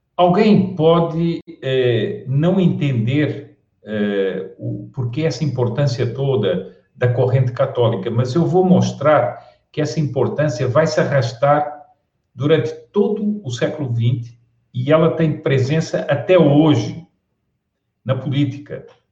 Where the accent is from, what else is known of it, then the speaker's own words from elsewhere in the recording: Portugal; moved away as an adult; also born or lived in Spain; now in Brazil; eu sou português, é, mas e há muitos anos que vivo no Brasil